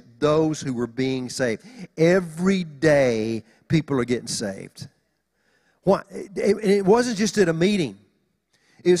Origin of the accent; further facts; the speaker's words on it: Oklahoma, United States; now in Los Angeles, United States; When we moved to L.A., you know, we're just country folk. We're from Oklahoma